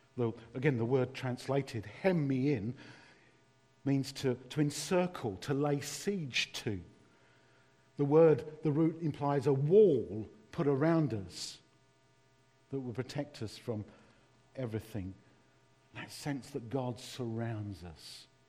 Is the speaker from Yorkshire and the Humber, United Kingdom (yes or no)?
no; London, United Kingdom; accent: East London; my East London accent